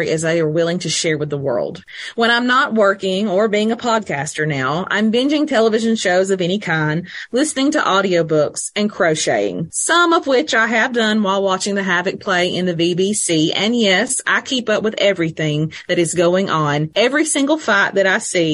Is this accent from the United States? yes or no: yes; Oakman, Alabama, United States; also born or lived in Scottsboro, Alabama / Huntsville area; I'm an Alabama girl born and raised in Oakman, Alabama, down in Walker County.